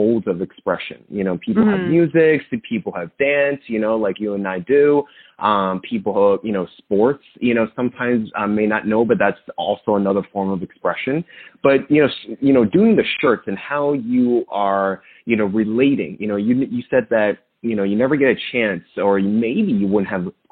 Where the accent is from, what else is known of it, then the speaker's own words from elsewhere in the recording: Monmouth County, New Jersey, United States; I'm also from the Jersey Shore. I actually grew up in Monmouth County.